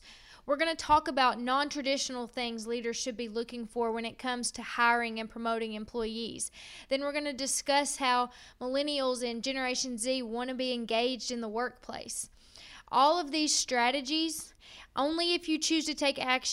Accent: Princeton, Kentucky, United States; Princeton, Kentucky, my hometown

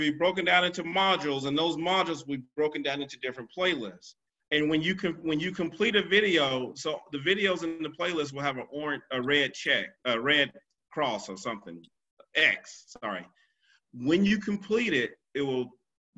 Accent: South Carolina, United States; I'm from South Carolina

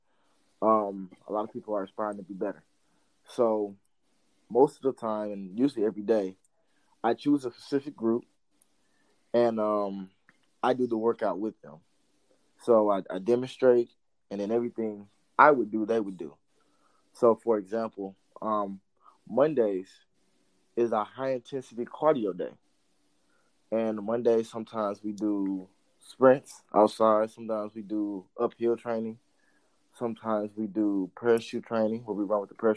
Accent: East St. Louis, Illinois, United States; moved away; also born or lived in Missouri; I'm originally from East St. Louis, Illinois.

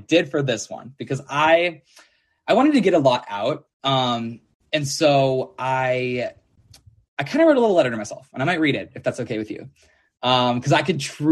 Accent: St. Paul, Minnesota, United States; now in Nashville, United States; I'm from St. Paul, Minnesota

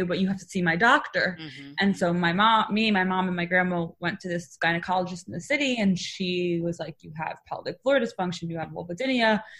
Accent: New York, United States; I live in New York. I'm from New York

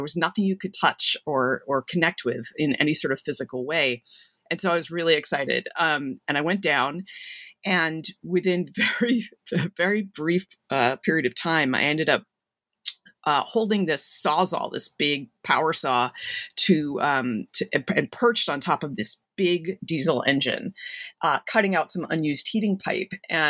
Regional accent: Massachusetts, United States; And so even though I grew up in Massachusetts, sometimes people assume, oh, okay, right along the water on the North Shore

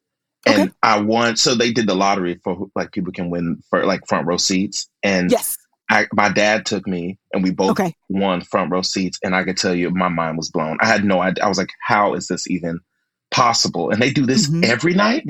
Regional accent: Oklahoma City, Oklahoma, United States; moved away as an adult; also born or lived in Ohio / Melbourne; now in New York, United States; I grew up in Oklahoma where it's like, that ain't much happening.

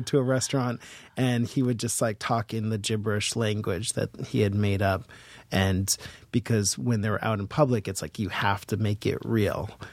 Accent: Boston, Massachusetts, United States; also born or lived in Seattle; now in New York, United States; I'm from Boston

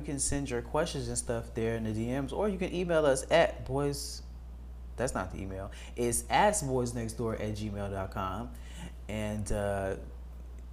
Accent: Chicago, Illinois, United States; moved away; I'm from 63rd, I'm from 79th, I'm from the west side. Like, we really just was in the slums at every point.

